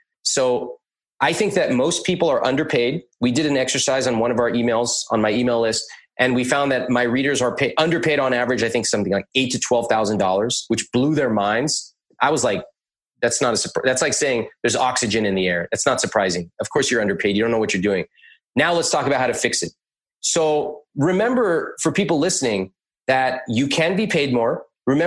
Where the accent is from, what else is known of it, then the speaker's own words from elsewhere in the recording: United States; I grew up in America.